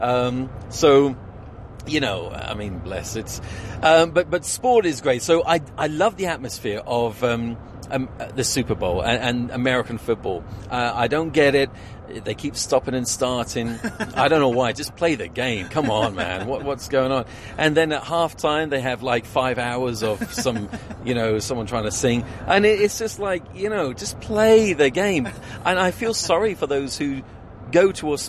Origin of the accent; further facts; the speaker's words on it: Portsmouth, South East England, United Kingdom; I am from Portsmouth